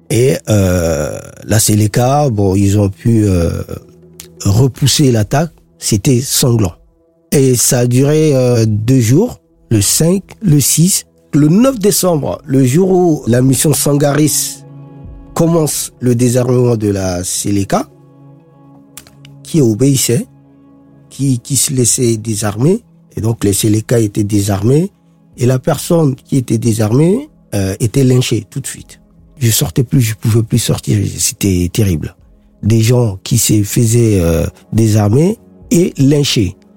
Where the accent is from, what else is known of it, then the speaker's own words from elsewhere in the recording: Bangui, Central African Republic; PK5, c'est mon quartier, c'est, on va dire, c'est, mon fief, c'est là où j'ai grandi, euh, c'est là où j'ai euh, toute mon histoire.